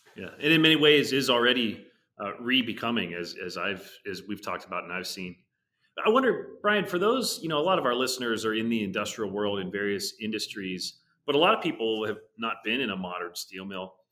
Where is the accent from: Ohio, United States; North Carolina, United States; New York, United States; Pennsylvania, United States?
Pennsylvania, United States; Pittsburgh; Pittsburgh, which is, you know, just for some context, my hometown. I grew up, you know, ten miles from, from the, uh, you know, Irvin Works mill.